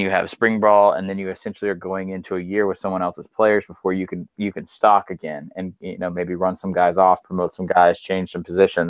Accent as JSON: {"language": "English", "region": "Georgia", "country": "United States", "said": "I'm originally from Georgia"}